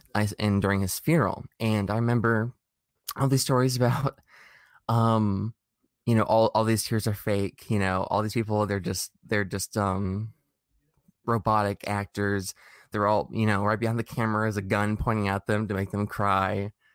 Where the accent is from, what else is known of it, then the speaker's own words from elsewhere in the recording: United States; growing up in America